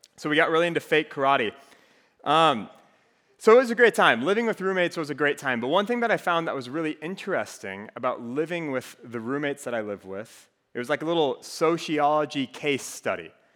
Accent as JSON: {"language": "English", "region": "Minnesota", "country": "United States", "accent": "Minnesotan", "moved": "as an adult", "lives_now": "Iowa City, United States", "said": "I'm originally from Minnesota, so I have a little bit of an accent that comes out from time to time"}